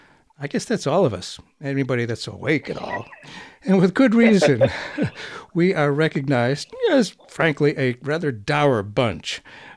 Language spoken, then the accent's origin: English; United States; As an American